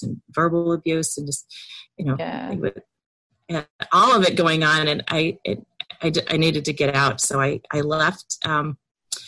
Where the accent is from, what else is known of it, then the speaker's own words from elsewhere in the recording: downstate Illinois, United States; also born or lived in Chicago suburbs, Illinois; I'm from Illinois. Born and raised in downstate Illinois in the middle of the cornfields